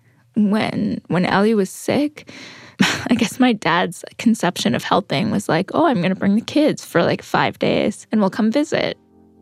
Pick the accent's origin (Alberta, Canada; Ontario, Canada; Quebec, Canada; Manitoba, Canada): Manitoba, Canada; Winnipeg; now in Whitehorse, Canada; I grew up in Winnipeg